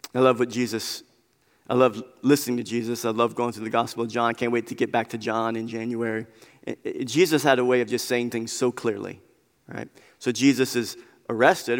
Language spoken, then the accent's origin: English; United States; we are Christians living in America